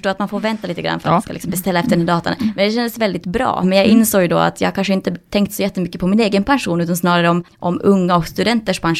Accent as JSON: {"language": "Swedish", "country": "Finland", "moved": "as an adult", "lives_now": "Sweden", "said": "jag flyttade från Finland till Sverige när jag var 20 år och började studera allt från folkhögskola till olika kurser till olika program"}